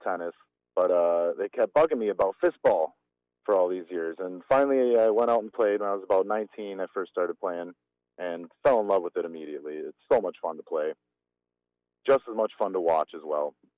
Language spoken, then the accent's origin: English; Germantown, Wisconsin, United States; I grew up in Germantown